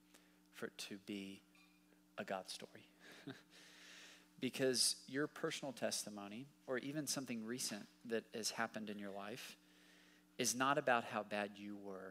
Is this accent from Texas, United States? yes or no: yes; Dallas, Texas, United States; also born or lived in Waco, Texas; now in Fort Worth, United States; I grew up in Dallas.